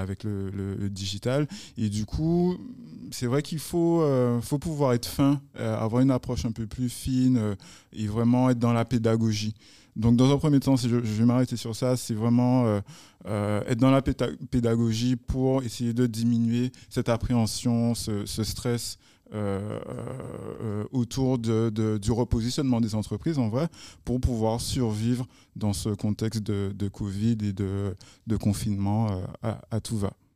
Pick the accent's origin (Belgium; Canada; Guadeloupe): Guadeloupe; chez nous en Guadeloupe